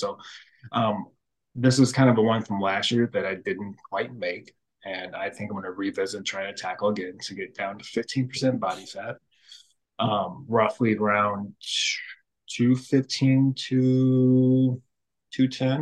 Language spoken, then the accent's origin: English; St. Louis, Missouri, United States; born and raised in St. Louis